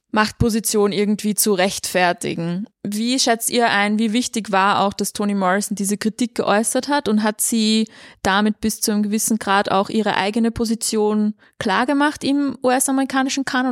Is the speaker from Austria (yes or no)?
yes; Austria; als Österreicherin